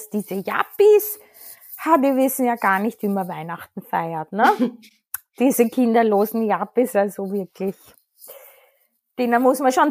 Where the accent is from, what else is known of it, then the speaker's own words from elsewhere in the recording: Austria; ich verstehe es noch als Österreicherin